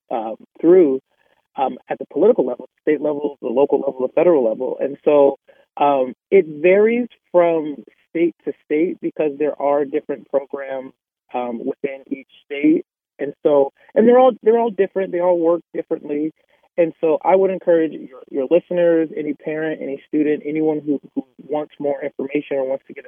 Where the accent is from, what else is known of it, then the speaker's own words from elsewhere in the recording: Columbus, Ohio, United States; I grew up in Columbus, Ohio